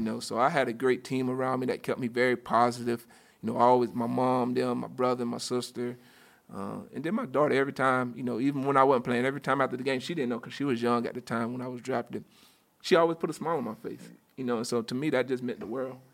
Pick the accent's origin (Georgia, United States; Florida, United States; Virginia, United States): Florida, United States; Union County; I grew up in a very small town, uh, right outside of, um, grew up in a town called Union County, which is right outside Gainesville